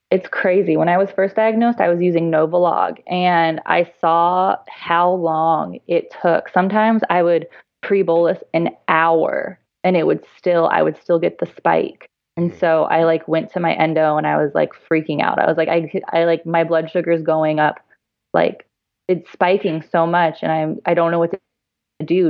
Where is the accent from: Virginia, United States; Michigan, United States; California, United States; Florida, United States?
California, United States; San Diego; I'm from San Diego